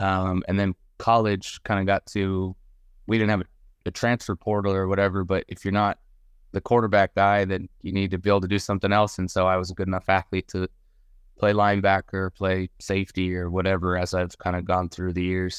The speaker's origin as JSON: {"language": "English", "town": "Denver", "region": "Colorado", "country": "United States", "tie": "born or raised there", "said": "I grew up in Denver, Colorado."}